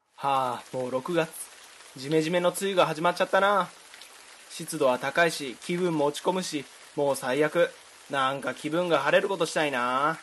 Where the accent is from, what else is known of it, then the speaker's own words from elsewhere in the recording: Fukui, Japan; now in Osaka, Japan; 僕福井ですしで今大阪ですし